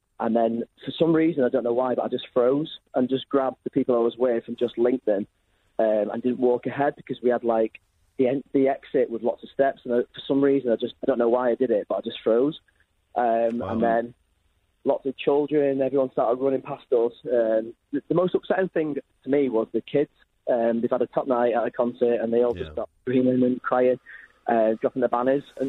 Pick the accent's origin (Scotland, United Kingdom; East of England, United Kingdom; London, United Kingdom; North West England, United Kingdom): North West England, United Kingdom; Warrington; because I'm from Warrington